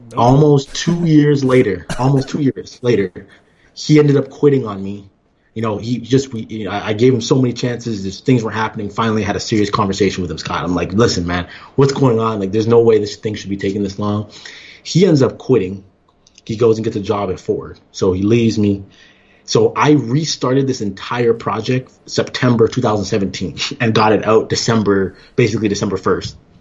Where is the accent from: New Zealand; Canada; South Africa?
Canada; Toronto, Ontario; moved away as an adult; also born or lived in Iowa / Kansas City, Missouri / Arizona; now in Ann Arbor, United States; I'm actually originally from Toronto, Ontario